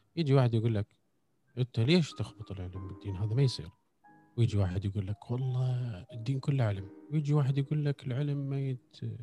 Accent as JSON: {"language": "Arabic", "country": "Iraq", "said": "احنا المفروض كعراقيين"}